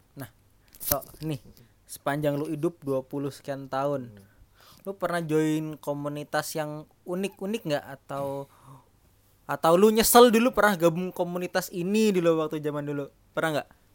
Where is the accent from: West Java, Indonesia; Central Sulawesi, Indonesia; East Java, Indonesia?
East Java, Indonesia; Jember; accent: medok (Javanese); moved away; saya dari Jember Jawa Timur